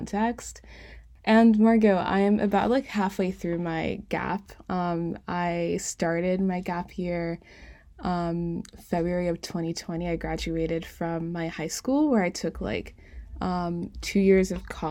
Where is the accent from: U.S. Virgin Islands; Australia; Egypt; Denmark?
U.S. Virgin Islands; I grew up like in St. Croix, a really small island.